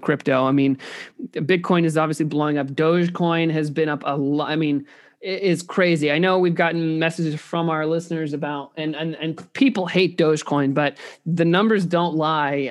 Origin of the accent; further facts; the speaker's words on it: Indiana, United States; growing up in Indi, uh, Indiana